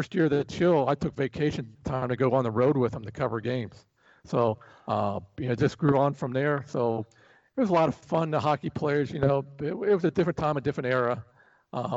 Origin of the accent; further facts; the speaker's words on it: Columbus, Ohio, United States; growing up in Columbus